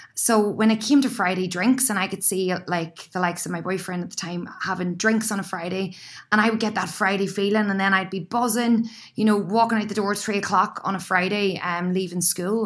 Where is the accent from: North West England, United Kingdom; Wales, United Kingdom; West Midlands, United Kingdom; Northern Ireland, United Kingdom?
Northern Ireland, United Kingdom; County Down; moved away as an adult; now in Sydney, Australia; an Irish girl